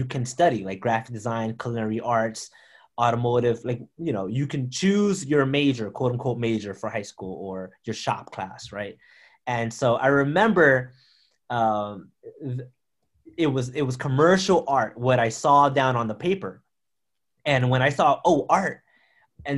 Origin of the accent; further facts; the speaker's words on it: Philadelphia, Pennsylvania, United States; moved away as an adult; also born or lived in Providence, Rhode Island; now in North Providence, United States; I was born and raised in Philadelphia, North Philadelphia.